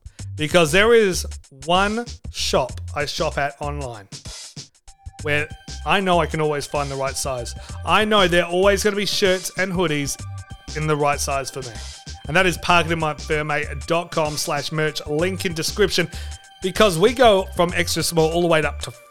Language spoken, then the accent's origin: English; Australia; I'm an Aussie.